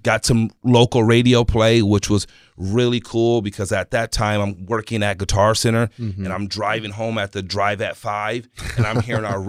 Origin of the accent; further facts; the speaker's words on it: Rancho Bernardo, California, United States; also born or lived in Michigan / San Diego; So for me, I moved from Michigan. And then I lived in San Diego for like a year, right, on 30th Street. And then my dad moved me to Rancho Bernardo, our whole family. So I was able to like get a great education, a good upbringing